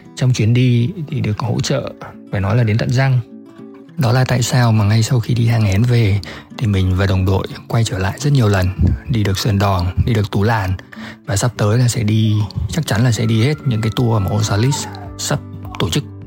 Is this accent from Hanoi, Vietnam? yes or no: yes; Hanoi, Vietnam; mình đến từ Hà Nội